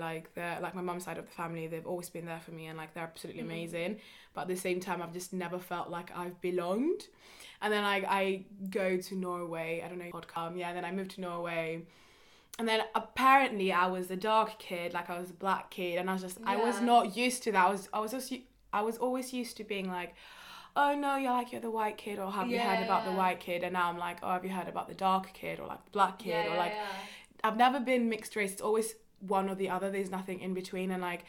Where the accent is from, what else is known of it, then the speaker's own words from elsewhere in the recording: Kenya; So it's like when I was raised in Kenya, I was the white person, like I was that outsider person in a way.